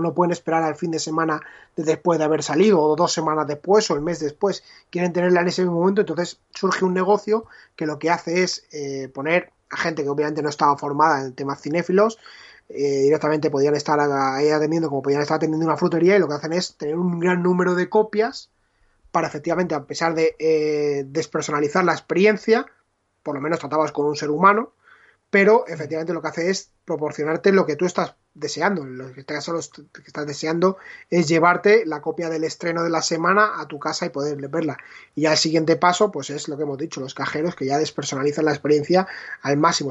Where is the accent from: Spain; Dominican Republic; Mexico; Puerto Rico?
Spain; Leganés, Community of Madrid; mi videoclub de Leganés